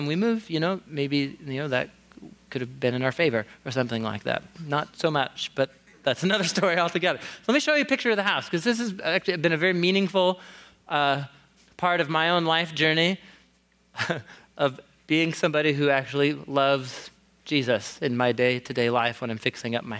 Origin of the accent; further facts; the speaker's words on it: Portland, Oregon, United States; moved away as an adult; also born or lived in Wisconsin; I grew up here in Portland, just a couple of blocks away